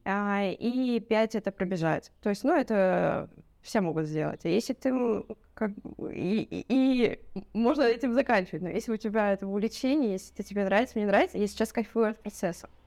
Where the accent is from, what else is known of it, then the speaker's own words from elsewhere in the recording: Votkinsk, Udmurtia, Russia; now in Cyprus; вообще я с России, а, с Удмуртии Удмуртия — это 1200 километров там ближе э, от э, Москвы. Вот, это ближе к Уралу. Вот. А с маленького городочка это город Воткинск